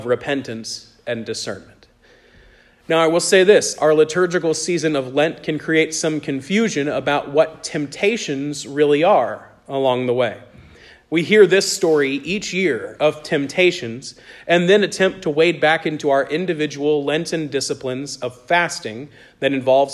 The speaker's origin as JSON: {"language": "English", "country": "United States", "tie": "born or raised there", "said": "In my hometown, there was a big church every year around Christmas time that would do a live nativity"}